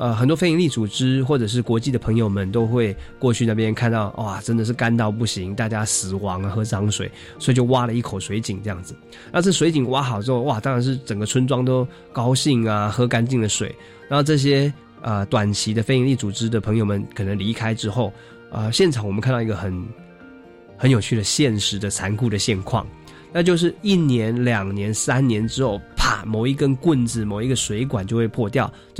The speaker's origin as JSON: {"language": "Chinese", "country": "Taiwan", "said": "可能是因为我们是从小喝地沟油长大啊，那吃那个塑化剂都没有问题了"}